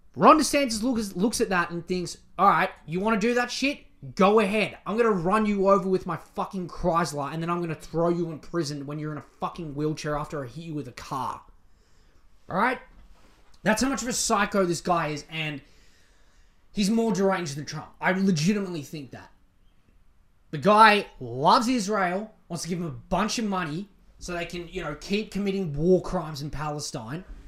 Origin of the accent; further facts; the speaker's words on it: Australia; I'm Australian